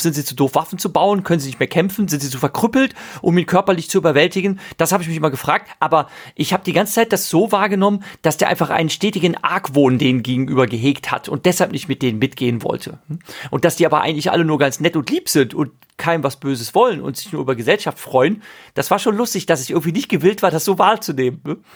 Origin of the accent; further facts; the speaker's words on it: Ahr valley, Rhineland-Palatinate, Germany; zur Ahr, da komme ich her, ich bin im Ahrtal aufgewachsen